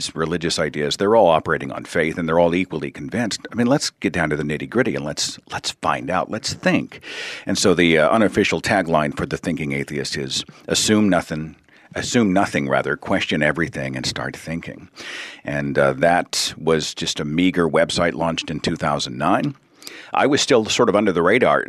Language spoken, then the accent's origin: English; Oklahoma, United States; I'm from Oklahoma